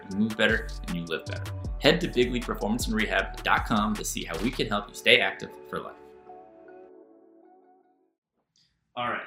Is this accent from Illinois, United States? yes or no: no; New York, United States; a New Yorker